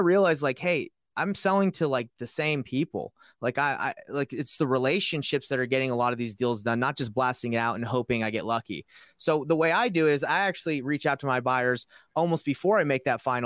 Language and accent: English; Georgia, United States; moved away; I'm from Georgia originally. So I have a 404 number.